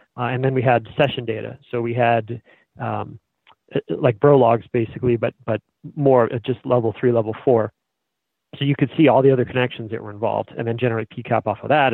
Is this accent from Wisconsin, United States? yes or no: no; Billerica, Massachusetts, United States; I war dialed my hometown